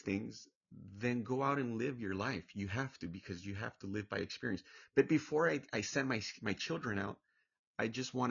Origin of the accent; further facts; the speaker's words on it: Orange County, California, United States; I'm originally from Orange County, California, but my background, my family were Hispanic